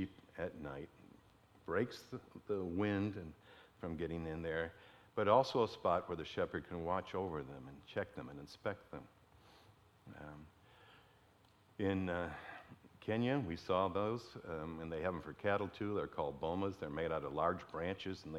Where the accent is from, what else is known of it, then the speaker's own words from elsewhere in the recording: Detroit, Michigan, United States; growing up in Detroit